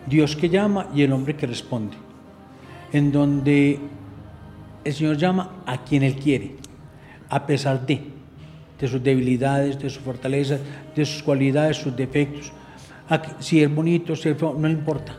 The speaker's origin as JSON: {"language": "Spanish", "town": "Medellín", "region": "Antioquia", "country": "Colombia", "tie": "born or raised there", "also_born_or_lived": "Andes, Antioquia", "said": "yo nací en Andes"}